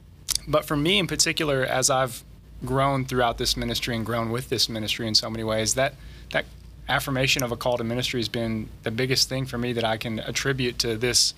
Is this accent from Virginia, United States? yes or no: no; Little Rock, Arkansas, United States; growing up in West Little Rock.